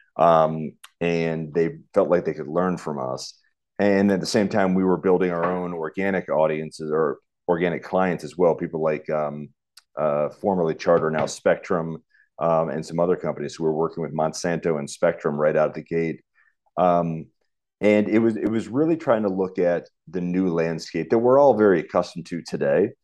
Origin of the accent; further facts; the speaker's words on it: United States; moved away as an adult; also born or lived in Richmond, Virginia / St. Petersburg, Florida; now in St. Louis, United States; I grew up in the East Coast, um, right near Washington, D.C.